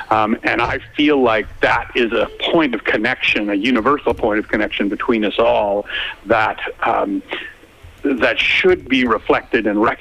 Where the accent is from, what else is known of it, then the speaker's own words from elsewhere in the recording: Canada; now in Melbourne, Australia; I was really struck when I came from Canada um, how obsessed everyone is with the weather, and and I am too now.